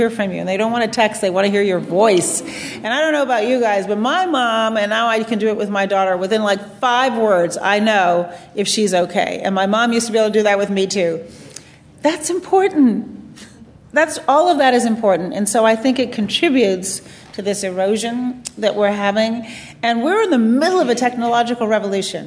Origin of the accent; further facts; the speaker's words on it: United States; when I grew up in the United States